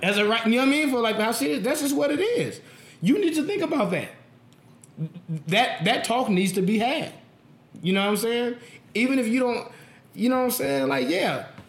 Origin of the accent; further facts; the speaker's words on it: Las Vegas, Nevada, United States; I'm born and raised in Vegas. I've never lived anywhere else